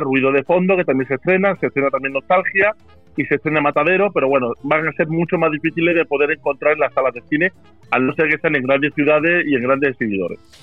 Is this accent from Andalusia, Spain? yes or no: yes; Málaga, Andalusia, Spain; yo soy malagueño